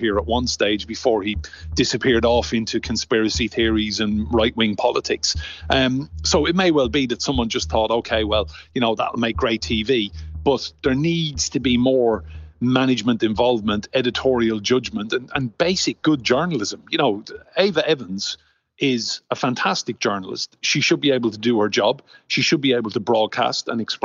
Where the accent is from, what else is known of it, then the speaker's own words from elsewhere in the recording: Enniscorthy, Leinster, Ireland; now in London, United Kingdom; I started out on the Echo newspaper in Enniscorthy, my hometown, when I was 15